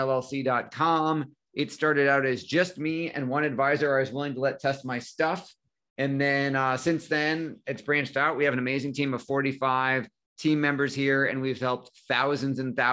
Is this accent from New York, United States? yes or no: yes; Buffalo, New York, United States; also born or lived in Syracuse, New York; I am in Buffalo, New York, and have been here most of my life, other than going to Syracuse University for undergrad and a brief stint in New York City.